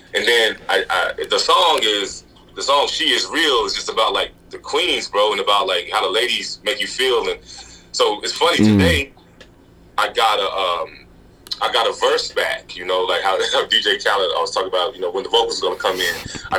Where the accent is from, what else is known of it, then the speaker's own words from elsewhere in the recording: Texas, United States; because if growing up in Texas is some of the shit I've been through ain't stopped me